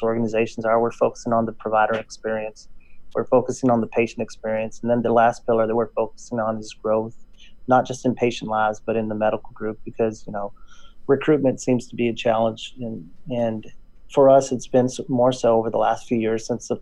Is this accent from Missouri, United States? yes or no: no; West Texas, United States; accent: drawl; moved away as an adult; now in Northern California, United States; I went back home to my hometown in West Texas. In case you don't notice a drawl, that's why. I hear it. Yeah. I'm from Texas, born and raised.